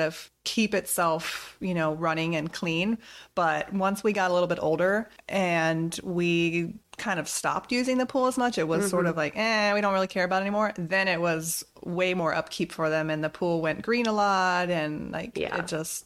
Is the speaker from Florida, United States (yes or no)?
yes; Florida, United States; growing up in Florida